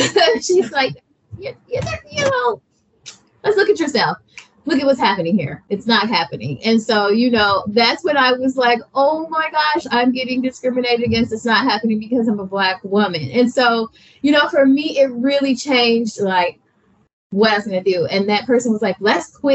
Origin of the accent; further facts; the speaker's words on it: Alabama, United States; I'm from Alabama.